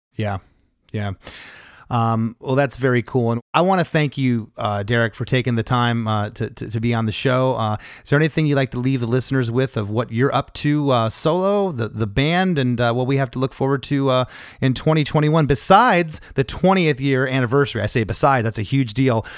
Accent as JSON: {"language": "English", "country": "Canada", "said": "we're Canadian"}